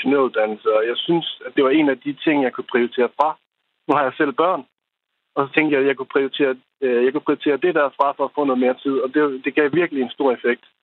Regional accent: Aalborg, North Denmark Region, Denmark; Jeg, øh, jeg er rent faktisk fra Aalborg, men jeg arbejder

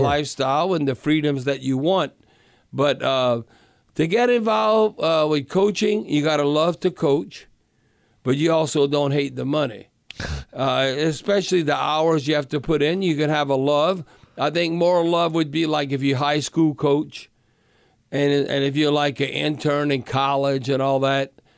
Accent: Louisiana, United States; moved away as an adult; also born or lived in Atlanta; I'm from Louisiana. I'm not from Atlanta, even though I lived there 14 years. But come on, I'm, I'm as Cajun as can be

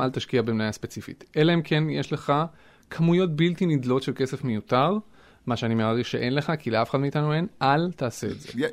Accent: Israel; moved away as an adult; now in Boston, United States; אנחנו למשל כישראלים

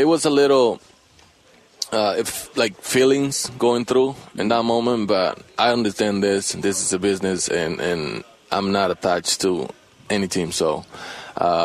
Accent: Dominican Republic; English is a second language; moved away as an adult; now in United States; I grew up in the Dominican

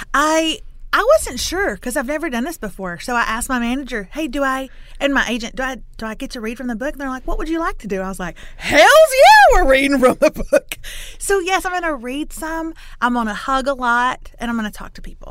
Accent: Lufkin, Texas, United States; I'm from Lufkin, which is in East Texas, town of about 40,000

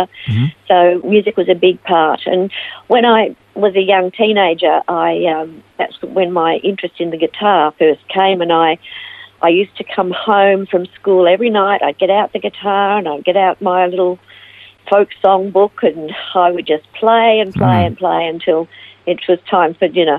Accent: Melbourne, Victoria, Australia; also born or lived in Ivanhoe / United States; now in Phillip Island, Australia; I was born in Ivanhoe and raised in Melbourne, and spent most of my life in Melbourne until 1995, when I moved to the United States, and I lived there for 5 years before coming back

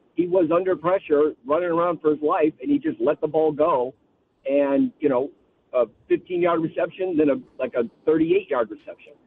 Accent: Bradenton, Florida, United States; I grew up in Bradenton 'cause my family's from the, from the South

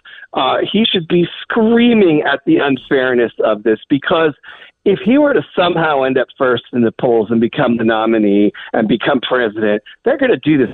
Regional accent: Santa Cruz, California, United States; my hometown, Santa Cruz

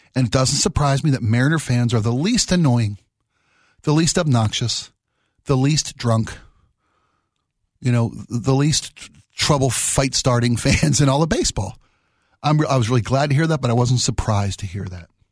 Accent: Baltimore, Maryland, United States; I was born and raised in Baltimore

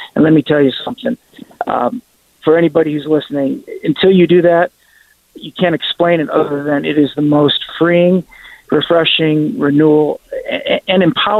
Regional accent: Kingston, Ontario, Canada; born there; Well, I'm sort of Canadian. I was born in Canada. I was born in Kingston, Ontario.

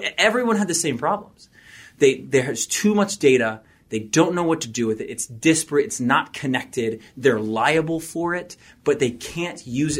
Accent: Kentucky, United States; also born or lived in Savannah, Georgia; I'm from Kentucky, then moved down to Savannah, Georgia. Good old boy. I just felt at home.

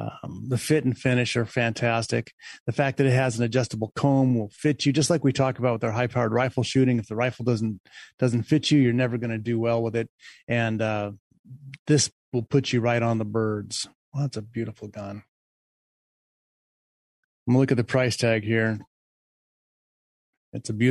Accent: Covina, California, United States; I grew up here in Covina, Glendora area.

